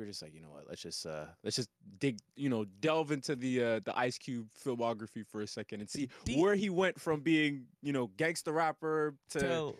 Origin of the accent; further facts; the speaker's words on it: Toronto, Ontario, Canada; Somebody who, like, I'm from Toronto, Canada, and as someone who grew up listening to a lot of West Coast hip-hop, West Coast hip-hop raised me.